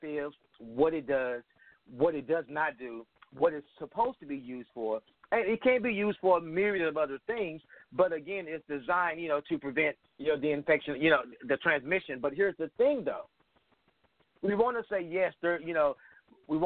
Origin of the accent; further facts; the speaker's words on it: Texas, United States; I'm 40, and I grew up in Texas, in the South